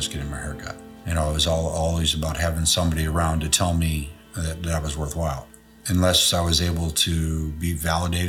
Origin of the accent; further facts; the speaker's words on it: Chicago, Illinois, United States; also born or lived in Indianapolis, Indiana; I was born in Indianapolis in 1966. Stayed there till I was in first grade. Then I moved to Chicago.